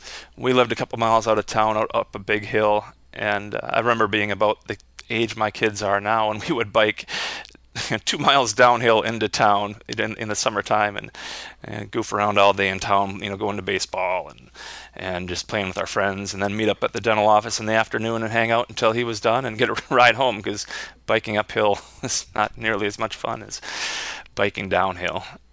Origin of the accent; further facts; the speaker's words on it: southern Minnesota, United States; Well, I grew up right here in Minnesota, and we lived in southern Minnesota, but spent a lot of time in northern Minnesota too, which is where I ended up settling down at this point in my career.